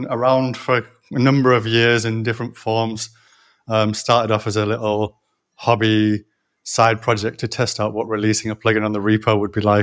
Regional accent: Leeds, Yorkshire and the Humber, United Kingdom; also born or lived in Nottingham / London; now in Barcelona, Spain; I grew up in Leeds.

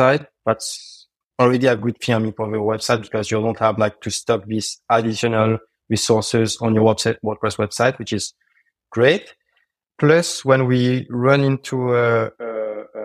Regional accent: France; English is a second language; I'm from France and I speak French.

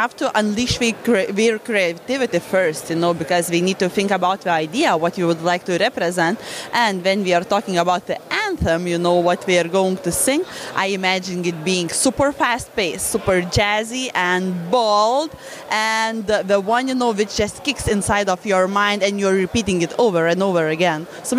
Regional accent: Lithuania; I'm from Lithuania, Europe.

